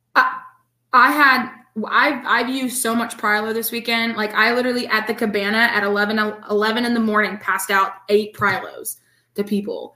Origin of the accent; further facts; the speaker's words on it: The Woodlands, Texas, United States; moved away; also born or lived in Florida; I have family there and that's where I'm from